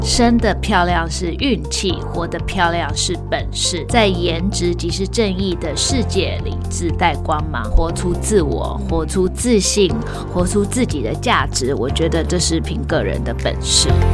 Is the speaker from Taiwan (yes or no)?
no; Australia; 我在澳洲长大的